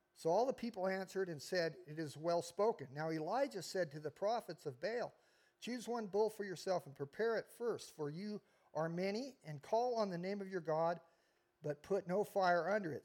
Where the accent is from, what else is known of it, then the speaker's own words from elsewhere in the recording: United States; I'm an American